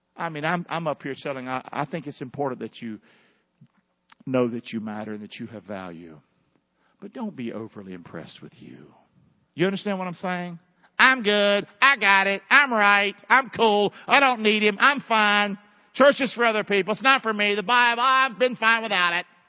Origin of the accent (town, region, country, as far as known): the South, United States; accent: Southern